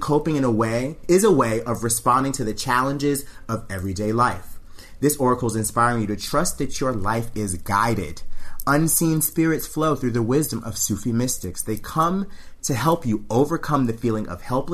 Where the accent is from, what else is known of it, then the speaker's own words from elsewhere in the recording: the South, United States; I'm from the South